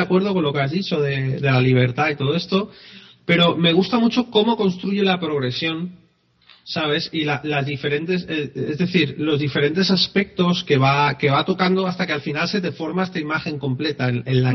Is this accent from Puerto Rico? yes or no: no; Spain; No somos de otro país, somos españoles